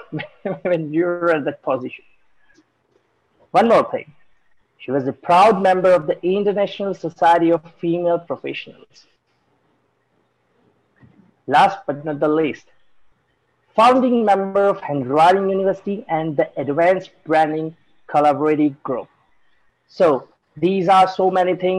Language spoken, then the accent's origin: English; India; I'm from India